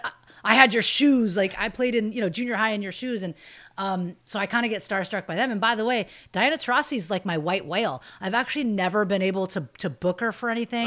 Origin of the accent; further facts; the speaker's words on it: Bay Area, California, United States; I grew up in the Bay Area